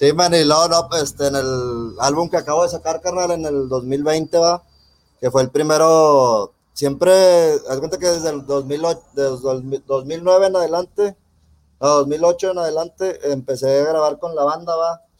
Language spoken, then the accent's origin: Spanish; Monterrey, Nuevo León, Mexico; Yo soy de aquí de Monterrey